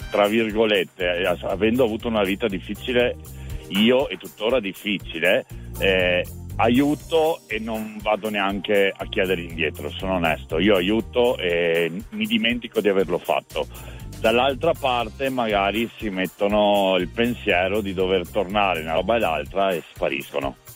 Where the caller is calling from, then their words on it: Portogruaro, Veneto, Italy; Io sono da Portoguaro in provincia di Venezia.